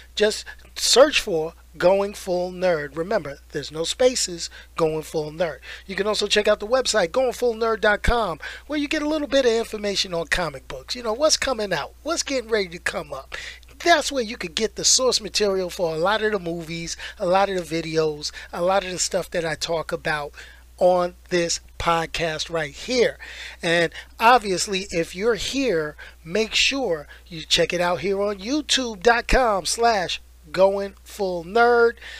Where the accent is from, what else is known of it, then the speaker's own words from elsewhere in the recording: New York, United States; I grew up in New York.